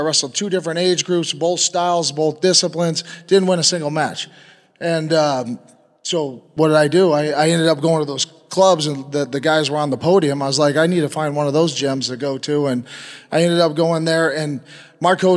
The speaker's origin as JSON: {"language": "English", "region": "Oregon", "country": "United States", "tie": "born or raised there", "moved": "as an adult", "said": "moved back to my hometown in Oregon"}